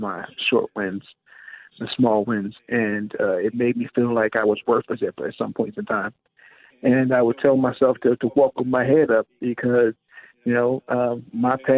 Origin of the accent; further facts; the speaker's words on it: Washington, D.C., Maryland, United States; in my hometown of Maryland, Washington, D.C., DMV